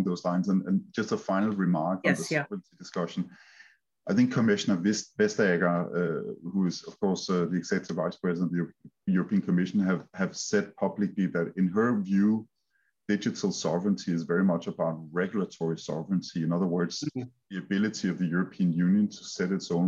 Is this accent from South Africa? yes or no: no; Denmark; accent: Danish; English is a second language; I'm Danish, as you can hear from my heavy accent